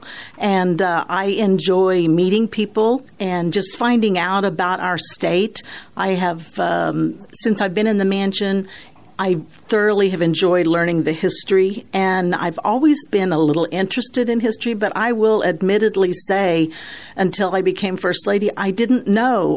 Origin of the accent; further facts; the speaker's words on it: Bolivar, Missouri, United States; I was born and raised in Bolivar